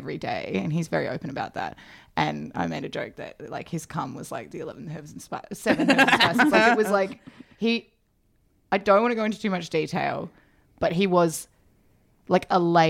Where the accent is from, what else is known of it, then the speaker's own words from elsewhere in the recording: Melbourne, Victoria, Australia; I grew up in Northgate. Like I grew up in a co-op house